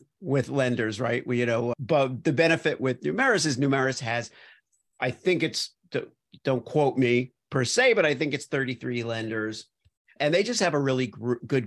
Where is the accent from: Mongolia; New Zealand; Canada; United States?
United States; Miami, Florida; also born or lived in New York / Los Angeles; now in Iowa, United States; so I grew up in Miami and then I moved to New York